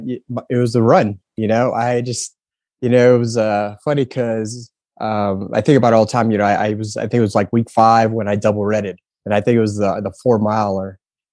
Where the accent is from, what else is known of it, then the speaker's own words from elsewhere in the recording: Heidelberg, Baden-Württemberg, Germany; also born or lived in Fayetteville, United States / San Antonio, United States; I grew up in Heidelberg for about 7 years, and then we ended up in Texas in San Antonio, and that's kind of where I that's where I enlisted, joined the Air Force.